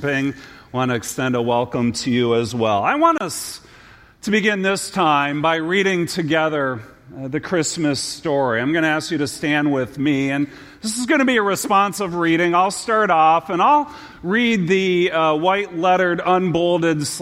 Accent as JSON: {"language": "English", "town": "Detroit", "region": "Michigan", "country": "United States", "tie": "born or raised there", "said": "as a kid growing up in the Detroit area"}